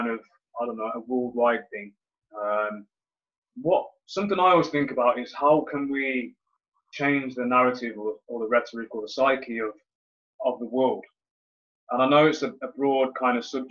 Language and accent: English; Leamington Spa, West Midlands, United Kingdom; now in Coventry, United Kingdom; I'm from Leamington Spa, which is a small town just outside of Coventry